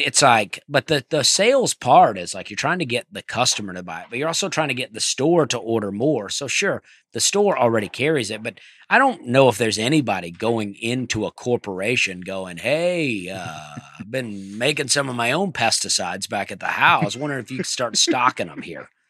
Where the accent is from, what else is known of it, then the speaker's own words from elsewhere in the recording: Alabama, United States; I'm from Alabama